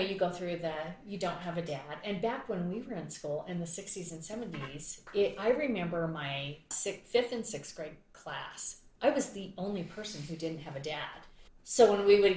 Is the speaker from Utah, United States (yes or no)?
yes; Utah, United States; I grew up in Utah